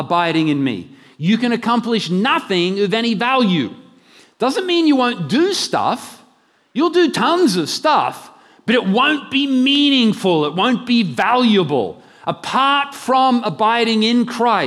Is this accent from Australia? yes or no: yes; Brisbane, Queensland, Australia; moved away as an adult; I'm from Brisbane originally, but I haven't moved many years ago in the mid-80s and have been living elsewhere where they don't talk proper